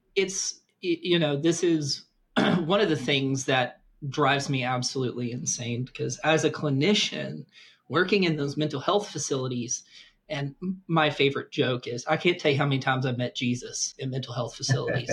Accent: the American South, United States; I'm from the American South

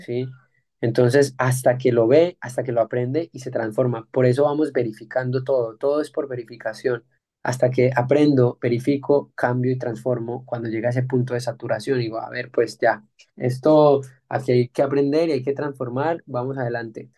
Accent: Colombia; tú y yo nacimos en Colombia

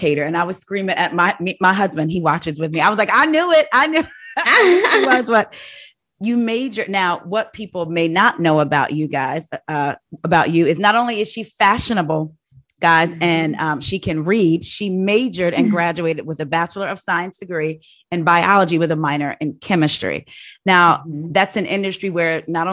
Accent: New Jersey, United States; I'm originally from Jersey

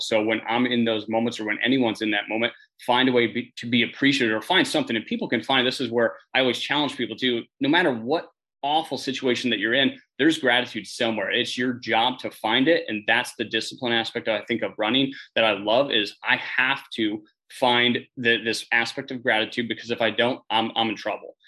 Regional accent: Northern Pennsylvania, United States; I'm originally from Northern Pennsylvania

